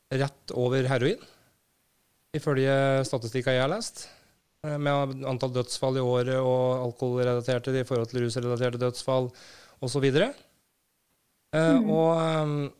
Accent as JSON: {"language": "Norwegian", "town": "Brumunddal", "region": "Innlandet", "country": "Norway", "tie": "born or raised there", "said": "jeg vokste opp i Brumunddal, en forholdsvis liten, uh, trygg plass."}